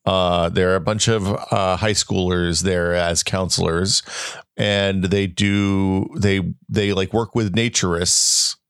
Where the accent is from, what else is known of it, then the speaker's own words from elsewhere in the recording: the South, United States; moved away; growing up in the South